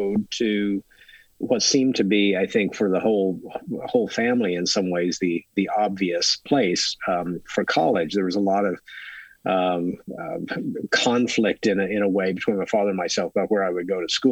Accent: Ozark Mountains, Northwest Arkansas, United States; I grew up in Northwest Arkansas, in the U.S., in the Ozark Mountains.

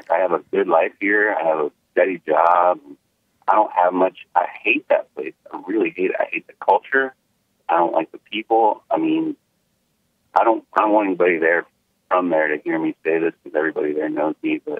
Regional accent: U.S. Virgin Islands; Oh, you'll love this part. I'm from the Virgin Islands, and it's all black cops, all black judge, all black everything.

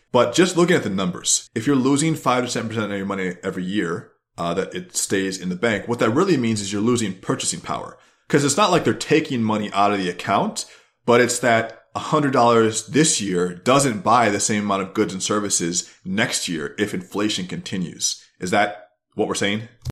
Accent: United States; I'm an American centralist

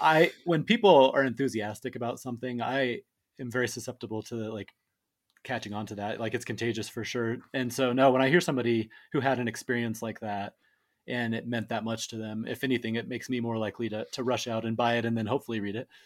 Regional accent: Colorado, United States; I was born and raised in Colorado

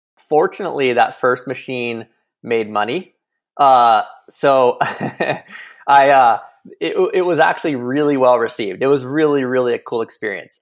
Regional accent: Kilauea, Hawaii, United States; moved away as an adult; I grew up in Hawaii, um, you know, eighteen years on the north shore of Kauai in Kilauea.

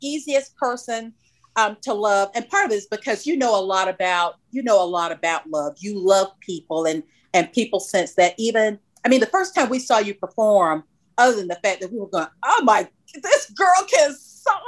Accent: Macon, Georgia, United States; I grew up in Macon, Georgia, which is about 100 miles south of Atlanta proper.

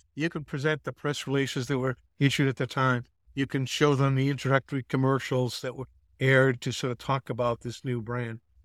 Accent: Massachusetts, United States; moved away as an adult; now in Atlanta, United States; I'm from the Northeast. I grew up in Massachusetts.

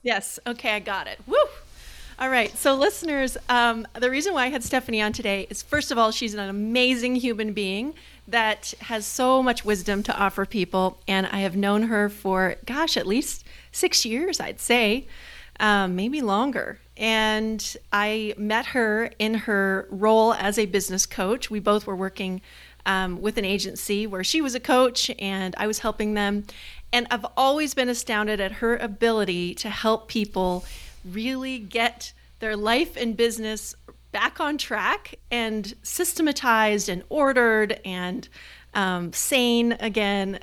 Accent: United States; as an American

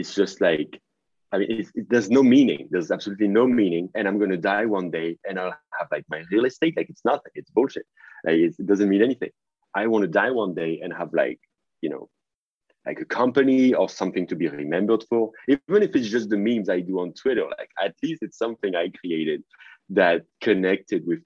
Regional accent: France; accent: French; English is a second language; I used to downplay my French accent because I was wanting to sound more American or more English

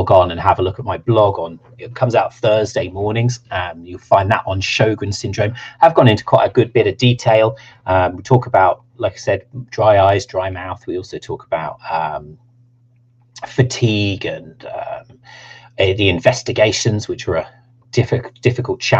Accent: United Kingdom; accent: Southern; if you like my Southern accent

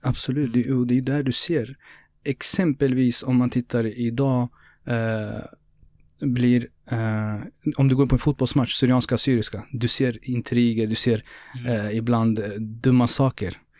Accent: Norrköping, Östergötland, Sweden; born or raised there

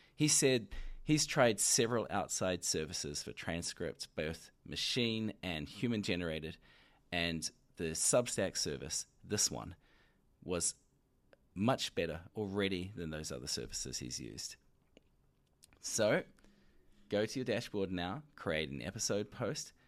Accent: New Zealand; accent: New Zealand; my New Zealand accent

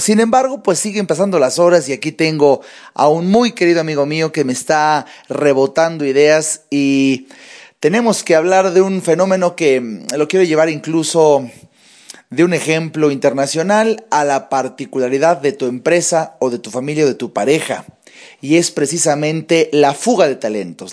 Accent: Mexico; como mexicanos

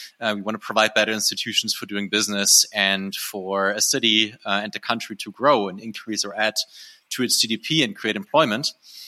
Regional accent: Germany; moved away as an adult; also born or lived in Berlin; now in Próspera, Honduras; I'm originally from Germany, and now I live in Prospera, which is on a beautiful island called the Roatan. That's part of the country of Honduras.

